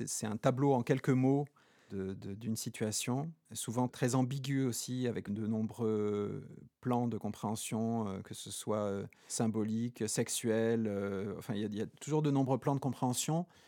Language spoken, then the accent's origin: French; Haute-Corse, Corsica, France; moved away; also born or lived in Poland / Limousin; j'ai grandi en Haute-Corse